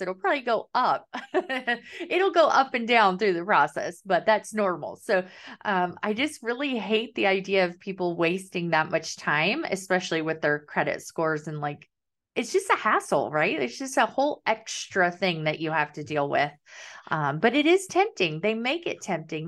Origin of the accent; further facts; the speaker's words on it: Kansas, United States; now in Southern United States; I'm living the South, but I'm from Kansas and we call it pop